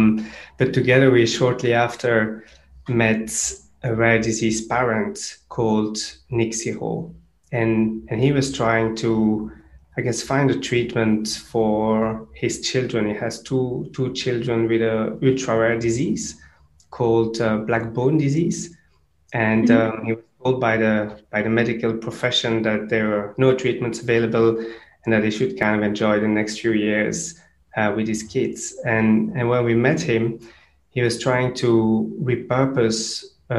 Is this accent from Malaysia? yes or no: no; Brussels, Brussels-Capital Region, Belgium; moved away as an adult; also born or lived in Cambridge; I grew up in Brussels, so I'm from Belgium originally.